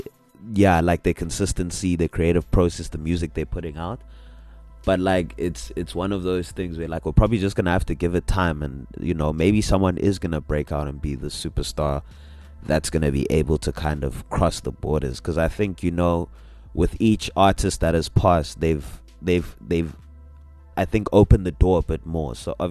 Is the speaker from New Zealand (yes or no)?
no; South Africa; a lot of UK people know that I'm a pianist from South Africa.